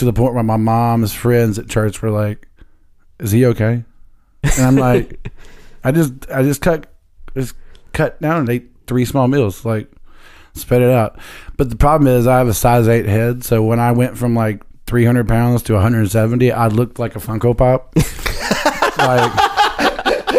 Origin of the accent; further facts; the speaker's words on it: Northeast Alabama, United States; moved away as an adult; also born or lived in Tuscaloosa, Alabama; now in Nashville, United States; I'm from Alabama. I'm from Northeast Alabama.